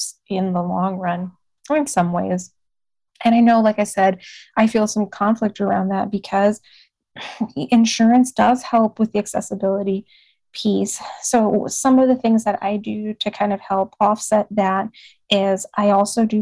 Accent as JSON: {"language": "English", "country": "Puerto Rico", "tie": "born or raised there", "moved": "yes", "lives_now": "Texas, United States", "said": "I grew up in Puerto Rico. I spent a good chunk of my childhood in Puerto Rico"}